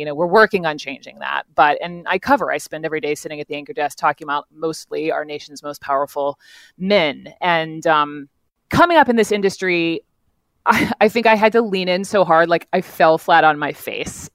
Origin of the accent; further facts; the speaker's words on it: the South, United States; growing up in the South, raised by lovely parents